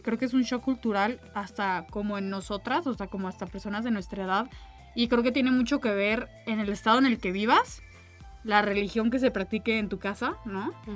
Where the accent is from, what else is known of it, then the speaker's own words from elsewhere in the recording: Mexico; las dos somos mexicanas y todo, y pues vivimos dentro de una cultura mexicana